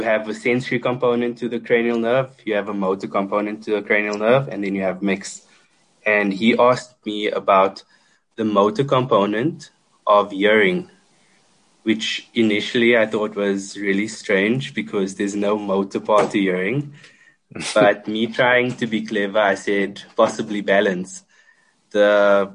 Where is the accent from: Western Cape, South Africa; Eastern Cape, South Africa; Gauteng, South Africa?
Eastern Cape, South Africa; Port Elizabeth; moved away as an adult; also born or lived in Johannesburg; we were a small department in Port Elizabeth in my hometown